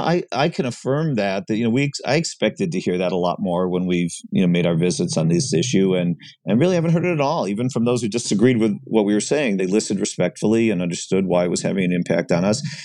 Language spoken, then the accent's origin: English; Cleveland, Ohio, United States; moved away as an adult; also born or lived in Columbus, Ohio; now in Washington, D.C., United States; I grew up in Cleveland, Ohio, and, and subsequently then, you know, lived in Columbus, Ohio, and now my family's in, in Washington, D C.